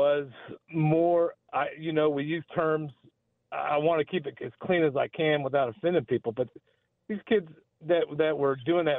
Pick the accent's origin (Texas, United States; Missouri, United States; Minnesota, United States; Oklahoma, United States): Missouri, United States; Kansas City; now in North Kansas City, United States; I grew up in Kansas City, Missouri, south of the river, a couple miles off Independence Avenue